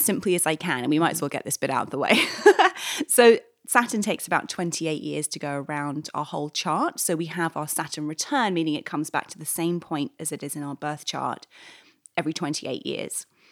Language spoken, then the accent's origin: English; London, United Kingdom; moved away as an adult; now in New York, United States; I'm from London originally